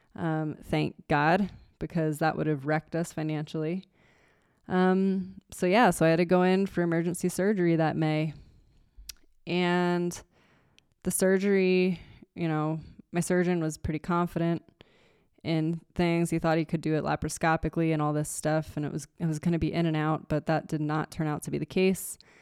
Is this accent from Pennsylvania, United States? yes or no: yes; Nazareth, Pennsylvania, United States; moved away as an adult; now in Show Low, United States; I was born and raised in Nazareth, and that's where Martin guitar was founded